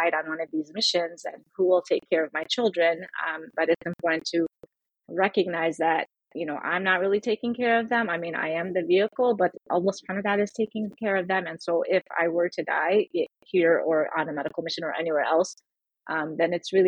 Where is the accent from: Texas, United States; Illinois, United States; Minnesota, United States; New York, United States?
Illinois, United States; Chicago; also born or lived in Syria / Michigan; my family moved here when I was 4